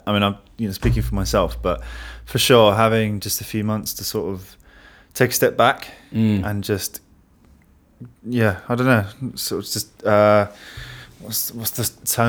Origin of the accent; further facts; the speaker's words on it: London, United Kingdom; We're all from London, but they retired 5 years ago, so they got out at the right time, really.